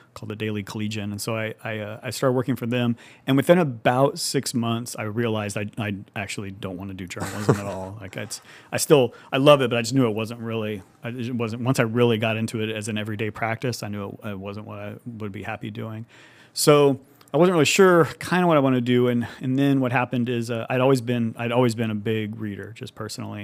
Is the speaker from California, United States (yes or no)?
yes; Madera, California, United States; moved away as an adult; also born or lived in Fresno, California; now in Livermore, United States; I'm from the Central Valley originally, from the Fresno Madera area. Um, actually grew up on, like, a small farm in Madera